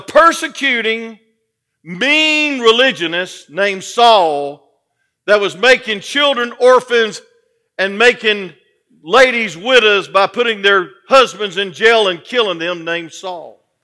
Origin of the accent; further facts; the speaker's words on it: Atlanta, Georgia, United States; I'm from Atlanta